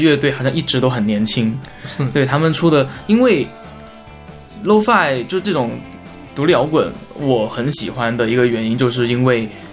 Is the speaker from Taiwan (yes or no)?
no; southern China, China; 我身为一个南方人